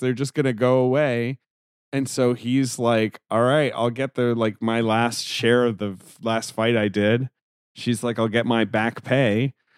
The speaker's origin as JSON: {"language": "English", "region": "London", "country": "United Kingdom", "tie": "born or raised there", "also_born_or_lived": "New York City", "moved": "yes", "said": "in Britain, where I grew up, in London, England"}